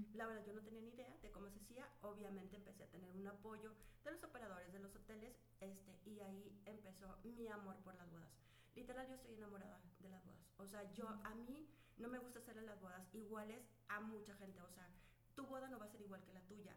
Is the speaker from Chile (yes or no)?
no; Chihuahua, Mexico; also born or lived in Monterrey / Torreón; yo soy de Alicia, Chihuahua